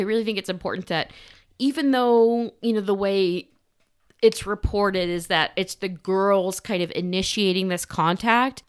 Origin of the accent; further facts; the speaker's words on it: Socorro, New Mexico, United States; We're from Socorro